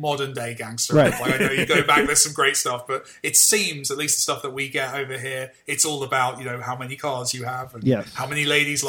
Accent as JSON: {"language": "English", "country": "United Kingdom"}